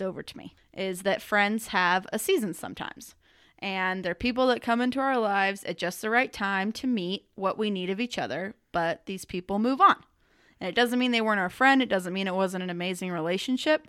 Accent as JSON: {"language": "English", "country": "United States", "said": "I'm an American"}